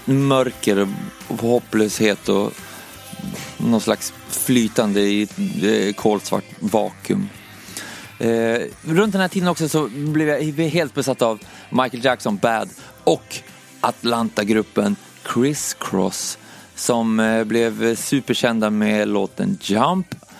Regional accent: Umeå, Västerbotten County, Sweden; moved away; jag föddes i Umeå i alla fall, eh, 1986 och Det, det första minnet som jag har därifrån när jag, när jag växte upp

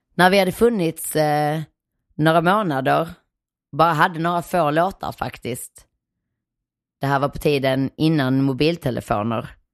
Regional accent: Nyvång, Skåne, Sweden; moved away; also born or lived in Malmö / Hyllinge / Helsingborg; Jag kommer från Nyvång som sagt, den där stenkolsgruvbyn rätt långt inåt landet

